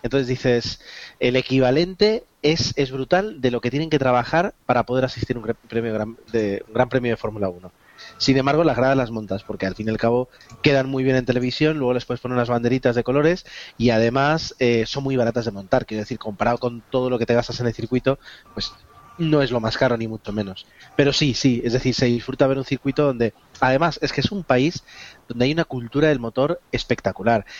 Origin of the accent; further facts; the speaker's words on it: Spain; nosotros como españoles